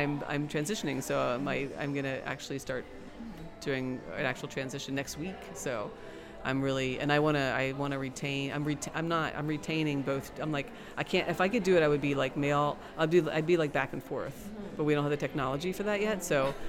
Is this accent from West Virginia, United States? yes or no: yes; West Virginia, United States; now in Baltimore, United States; I came from West Virginia, in the middle of nowhere, to Baltimore, Maryland